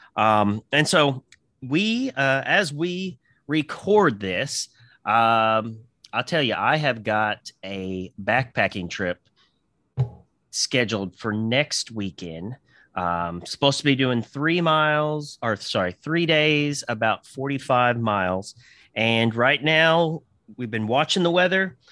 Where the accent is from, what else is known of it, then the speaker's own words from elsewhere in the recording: Southern Indiana, United States; moved away as an adult; I was born in Southern in- Indiana, excuse me, and I lived there for about 20 years or so